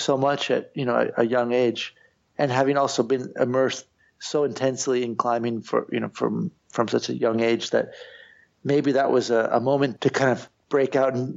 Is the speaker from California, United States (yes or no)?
yes; Santa Cruz, California, United States; moved away as an adult; now in Spain; I'm from Santa Cruz. I grew up on the beach.